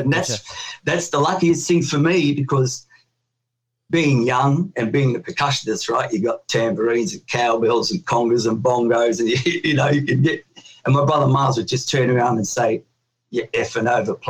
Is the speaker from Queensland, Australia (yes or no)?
no; Sydney, New South Wales, Australia; I was born in Australia. It was the first, like, new Australian family in Newtown. Newtown was a pretty rough and tumble place back then in Sydney.